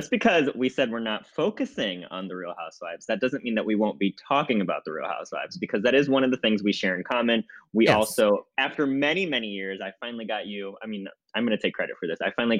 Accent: United States; I am an American.

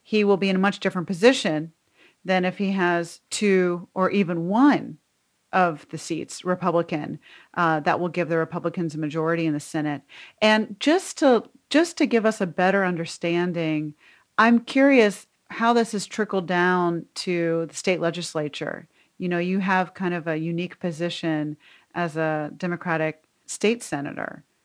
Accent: Georgia, United States; my home state of Georgia

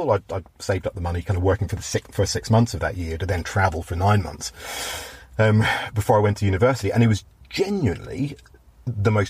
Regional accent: Belfast, Northern Ireland, United Kingdom; accent: Belfast; whatever slight twinge of Belfast remains in my oh

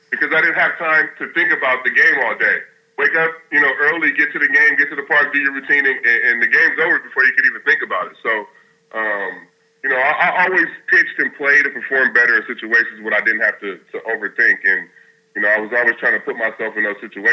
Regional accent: West Coast, United States; me growing up in the West Coast in the hood

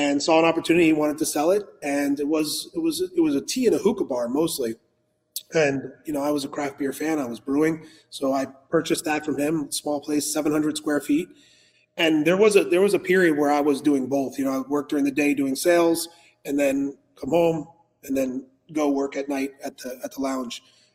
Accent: Coral Springs, Florida, United States; also born or lived in California / Parkland, Florida / Boca Raton, Florida / Delray Beach, Florida; Originally from California, but just as a baby. So my family was out there, moved out to Florida when I was 6 months old. And I've been in Coral Springs actually since I was a baby.

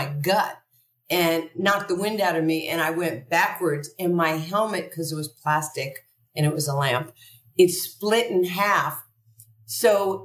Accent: New York City, New York, United States; also born or lived in Brooklyn; I was a poor kid growing up in Queens

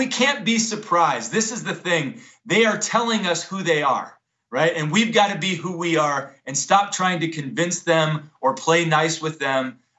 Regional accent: West Virginia, United States; moved away as an adult; also born or lived in Chicago; I organized in Chicago, and then I got to move back home to my home state of West Virginia 7 years ago

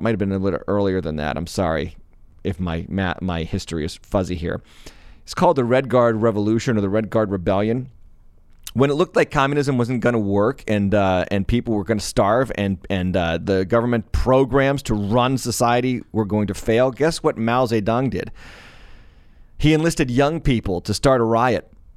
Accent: United States; my, my, uh, experience in being an American

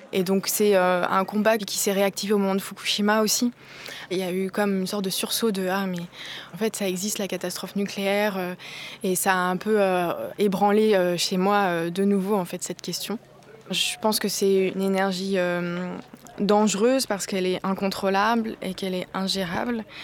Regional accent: Cotentin, Normandy, France; je viens du Cotentin

